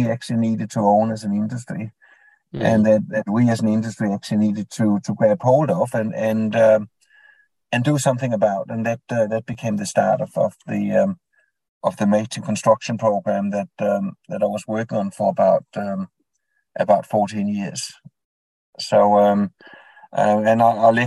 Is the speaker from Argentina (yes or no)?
no; Denmark; English is a second language; moved away as an adult; now in Queensland, Australia; the accent might reveal that I wasn't born in Australia. So I was born in Denmark